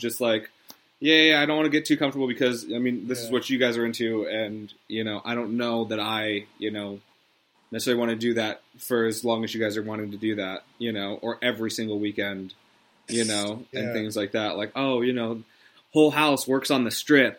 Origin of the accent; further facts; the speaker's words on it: Las Vegas, Nevada, United States; moved away; I lived in Las Vegas through my middle, you know, my early to mid 20s. Like I grew up in Las Vegas